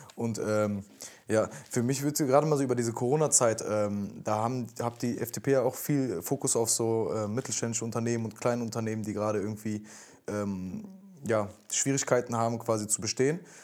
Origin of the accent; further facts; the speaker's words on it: Cologne, North Rhine-Westphalia, Germany; ich komme aus Köln